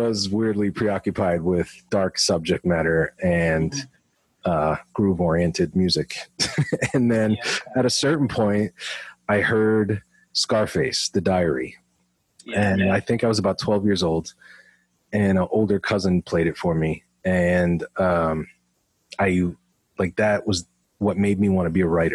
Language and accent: English; Smithfield, Rhode Island, United States; moved away as an adult; also born or lived in New York; I grew up in Esmond, which is Smithfield, on the side of Centerdale in the little village area.